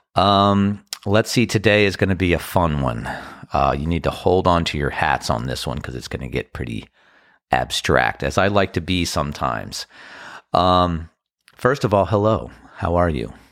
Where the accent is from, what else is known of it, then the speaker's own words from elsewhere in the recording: Annapolis, Maryland, United States; also born or lived in Washington, D.C. / Crofton, Maryland; Washington, D C, Annapolis, Crofton, Maryland. Those are my hometown